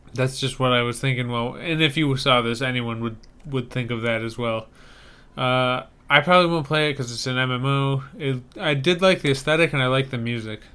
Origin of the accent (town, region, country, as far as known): Saukville, Wisconsin, United States; born or raised there; moved away